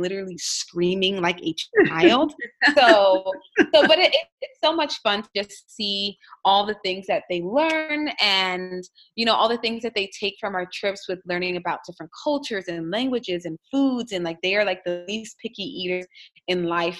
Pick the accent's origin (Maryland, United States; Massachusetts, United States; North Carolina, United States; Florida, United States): Florida, United States; South; born or raised there; also born or lived in New York / Washington, D.C. / Oakland / West Virginia